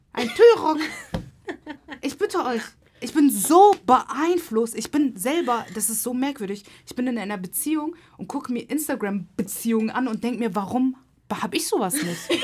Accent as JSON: {"language": "German", "region": "Hamburg", "country": "Germany", "moved": "yes", "said": "ich komme nicht mehr aus Hamburg, ne? Ich bin stolze Hamburgerin, aber ich wohne nicht mehr hier."}